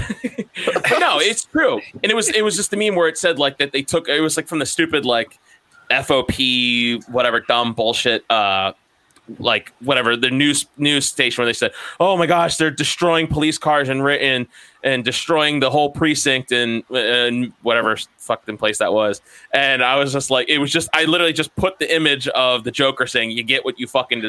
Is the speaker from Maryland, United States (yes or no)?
yes; Maryland, United States; we're from Maryland